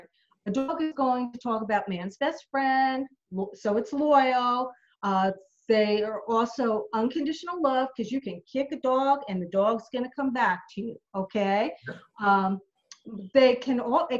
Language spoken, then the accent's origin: English; New Jersey, United States; I was raised in New Jersey